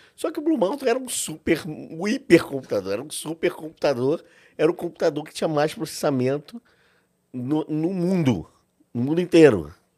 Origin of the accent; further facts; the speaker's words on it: Brazil; sendo brasileiro